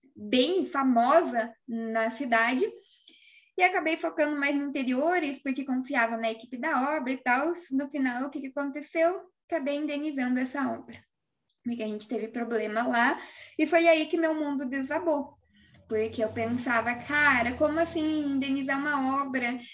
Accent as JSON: {"language": "Portuguese", "town": "Cascavel", "region": "Paraná", "country": "Brazil", "tie": "born or raised there", "also_born_or_lived": "Laranjeiras do Sul, Paraná", "said": "quando ele veio para Cascavel, eu tinha ali meus oito anos de idade"}